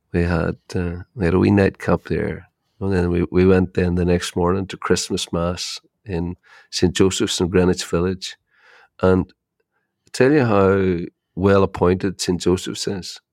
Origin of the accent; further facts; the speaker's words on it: Ireland; you're Irish